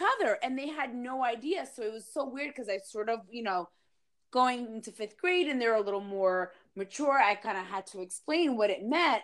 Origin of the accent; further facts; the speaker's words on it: Dover, New Jersey, United States; growing up in Dover